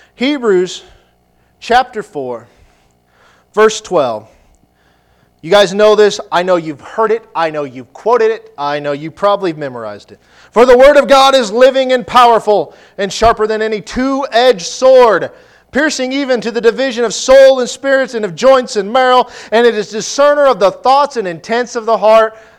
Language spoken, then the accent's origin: English; Nebraska, United States; I'm from Nebraska.